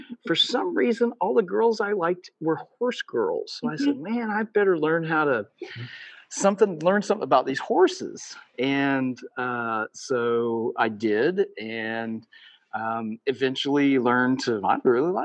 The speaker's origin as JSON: {"language": "English", "town": "Cambria", "region": "Illinois", "country": "United States", "tie": "born or raised there", "said": "I grew up in Southern Illinois, in Cambria, Illinois"}